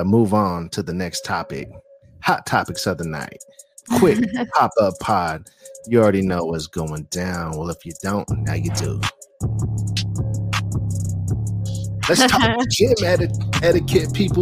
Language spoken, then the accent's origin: English; Bay Area, California, United States; moved away as an adult; now in Las Vegas, United States; I am from the Bay Area